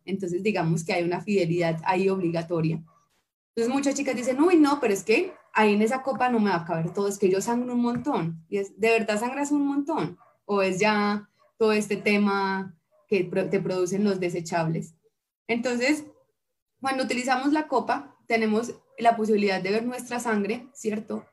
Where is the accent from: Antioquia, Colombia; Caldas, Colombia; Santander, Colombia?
Santander, Colombia; Bucaramanga; moved away as an adult; also born or lived in Pereira, Colombia; now in Armenia, Colombia; yo soy de Bucaramanga, de Bucaramanga, mano, y llegué a Carmenia mm, hace como unos cinco años